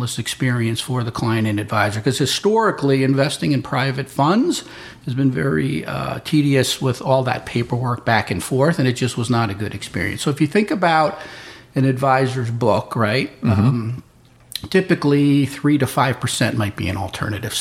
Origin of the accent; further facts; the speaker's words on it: Darien, Connecticut, United States; I grew up in Darien, Connecticut